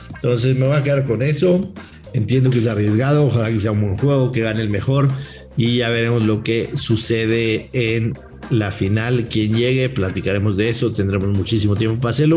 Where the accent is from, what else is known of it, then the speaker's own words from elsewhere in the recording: Mexico; soy mexicano